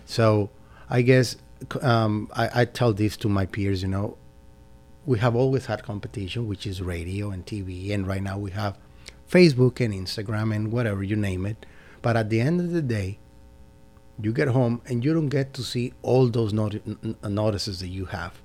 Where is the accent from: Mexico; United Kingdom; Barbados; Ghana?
Mexico; moved away as an adult; also born or lived in San Francisco, United States; now in Dalton, United States; I was born in San Francisco, but I grew up in Mexico